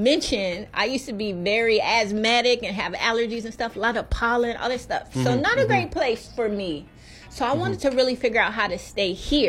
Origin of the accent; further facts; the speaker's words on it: Kansas City, Missouri, United States; moved away as an adult; now in Maui, United States; I'm originally from Kansas City, Chief Nation.